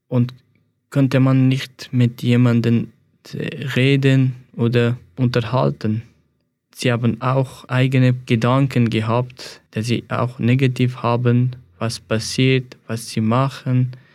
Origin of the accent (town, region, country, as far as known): Afghanistan; German is a second language; moved away as an adult; now in Switzerland